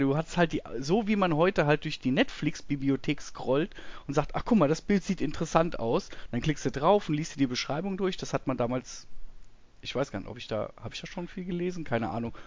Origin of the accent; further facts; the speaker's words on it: near Münster, North Rhine-Westphalia, Germany; bei uns äh, ein Ort weiter war eine Videothek in Münster